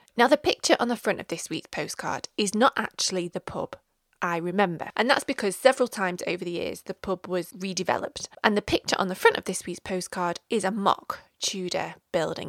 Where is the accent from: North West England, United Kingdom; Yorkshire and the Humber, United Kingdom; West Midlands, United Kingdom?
North West England, United Kingdom; Stockport; we have moved south to my hometown of Stockport